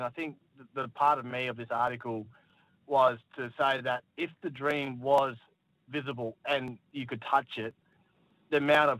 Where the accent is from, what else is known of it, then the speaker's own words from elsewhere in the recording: Darwin, Northern Territory, Australia; growing up in Darwin